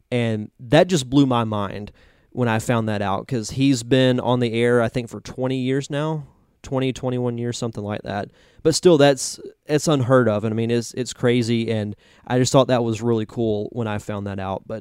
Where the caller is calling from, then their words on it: Pensacola, Florida, United States; I am broadcasting this from Pensacola, Florida, in the Gulf Coast area, Northwest Florida.